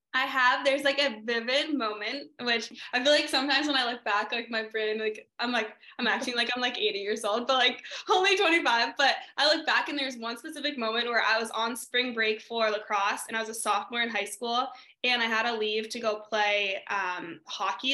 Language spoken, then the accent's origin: English; New Hampshire, United States; now in California, United States; growing up in New Hampshire